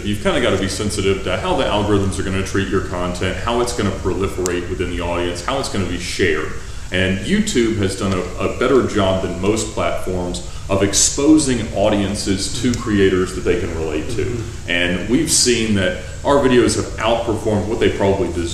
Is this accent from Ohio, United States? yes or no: no; Alpharetta, Georgia, United States; I'm from Alpharetta, Georgia